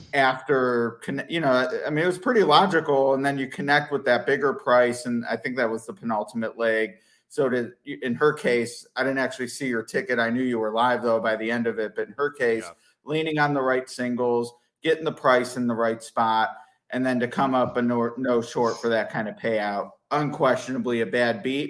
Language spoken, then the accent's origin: English; Cleveland, Ohio, United States; growing up in Cleveland